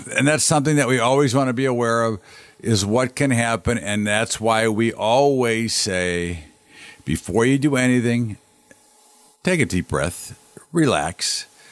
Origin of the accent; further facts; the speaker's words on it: United States; as an American